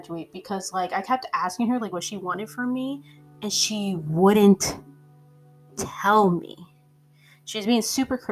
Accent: a Tri-City area in an East Coast state, United States; I lived in the same area my whole life, the same Tri-City area my whole life, my hometown that I was living in before, my whole life

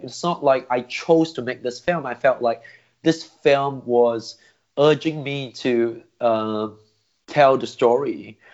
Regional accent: Singapore; I grew up in Singapore

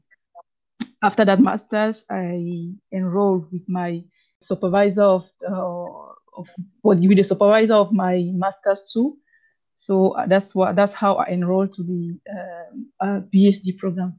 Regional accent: Cameroon; English is a second language; also born or lived in Belgium; I did my primary, secondary, and part of my university studies in Cameroon. So I am, since Cameroon is a bilingual country, so we speak both English and French, and I'm from the French part

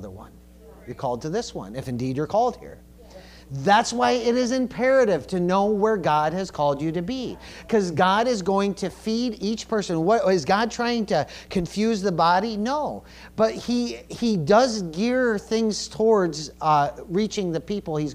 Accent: United States; we're American

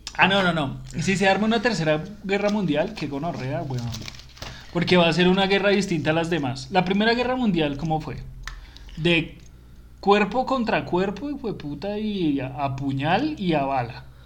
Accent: Colombia; Colombia, que somos los lambones de Sudamérica

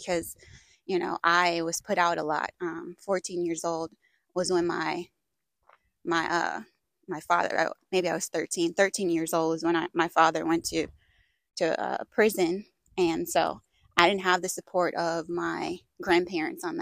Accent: Minnesota, United States; I grew up in Minnesota

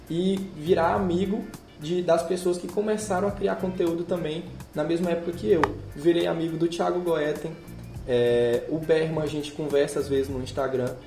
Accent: Northeast Region, Brazil; eu também sou do Nordeste

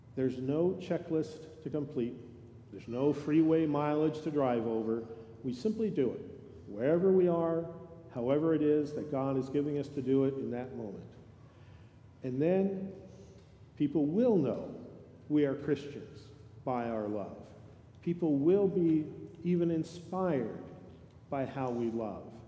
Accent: California, United States; moved away; I grew up in California

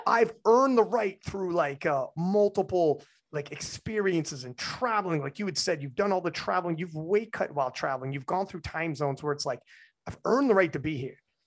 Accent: Canada; as a Canadian

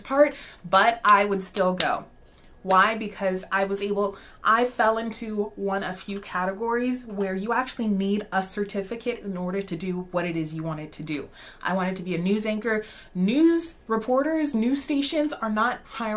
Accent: Alaska, United States; moved away as an adult; also born or lived in Arlington, Texas; I grew up in Alaska

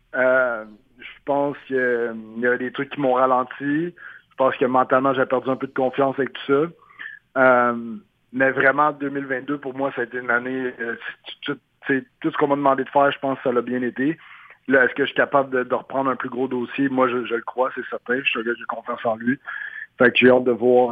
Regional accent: Montreal, Quebec, Canada; moved away; ma ville natale à Montréal

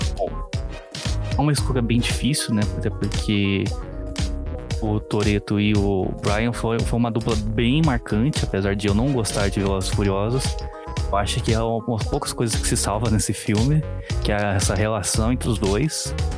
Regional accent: São Paulo, Brazil; moved away as an adult; no bairro, bairro onde eu cresci, lá em São Paulo. Eu sou de São Paulo, né, mas atualmente estou morando no interior

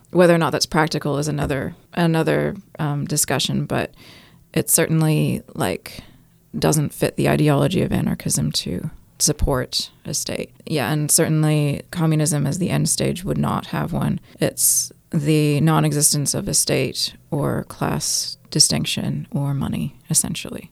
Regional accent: California, United States; moved away as an adult; also born or lived in New York; now in Auckland, New Zealand; I'm from New York and grew up in California, and I've been in New Zealand, Aotearoa, for 14 years in mostly Tamaki Makaurau

